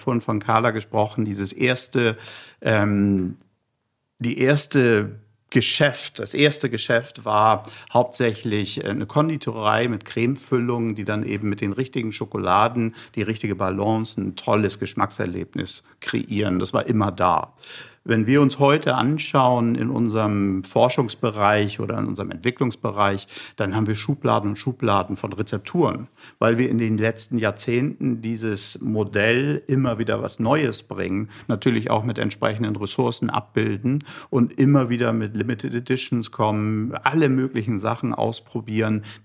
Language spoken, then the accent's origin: German; Hamburg, Germany; Ich bin ein, ein Hamburger, ich bin aus Norddeutschland und äh, ich habe Hering zum Frühstück gegessen.